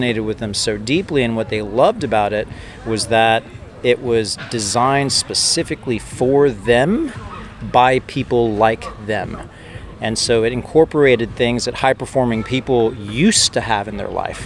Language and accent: English; Texas, United States; accent: Texan; moved away as an adult; also born or lived in Oxford, England / Dubai, UAE / Hong Kong; now in Bali, Indonesia; I'm Latin American, have a Texan accent, undergrad at Texas